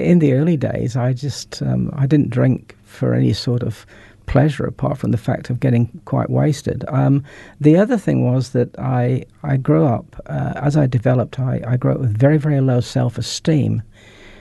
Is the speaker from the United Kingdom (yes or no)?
yes; north of England, United Kingdom; also born or lived in New Zealand; now in North Canterbury, New Zealand; My family emigrated to New Zealand in about 1964, having grown up in the UK, in the north of England.